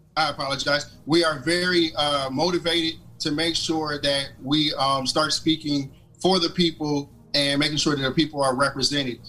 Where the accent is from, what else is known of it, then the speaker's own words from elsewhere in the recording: Toledo, Ohio, United States; now in Chattanooga, United States; growing up in Toledo, uh, you know, I wanted to um, always serve my community.